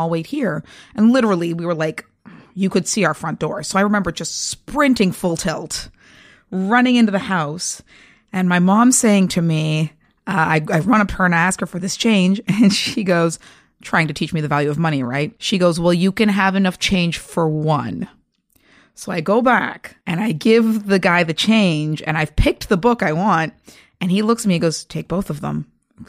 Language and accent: English; Toronto, Ontario, Canada; Well, I'm a Toronto girl, born and bred, and I've been reading comics since I was about 7 years old